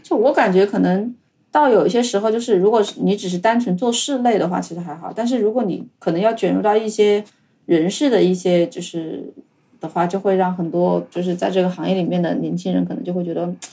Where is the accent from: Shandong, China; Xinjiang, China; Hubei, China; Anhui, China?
Hubei, China; moved away as an adult; also born or lived in Wuhan, China / Beijing, China; now in Tokyo, Japan; 小时候生活在湖北